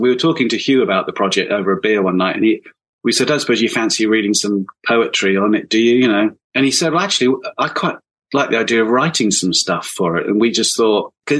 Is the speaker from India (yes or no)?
no; Hampshire, South East England, United Kingdom; also born or lived in London; now in Hampshire, United Kingdom; I was born in Hampshire